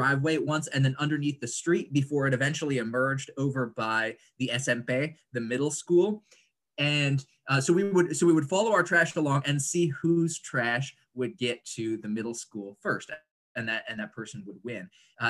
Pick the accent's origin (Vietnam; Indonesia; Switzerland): Indonesia; moved away as an adult; now in United States; I grew up in Indonesia, so that seems relevant to our current conversation. My family moved there when I was 3 years old, and then I moved back for college.